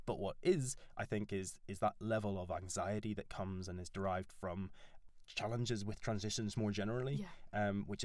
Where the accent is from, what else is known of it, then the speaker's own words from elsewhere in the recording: Northern Ireland, United Kingdom; accent: Northern Irish; moved away as an adult; now in York, United Kingdom; I'm Northern Irish. That's what this weird accent is.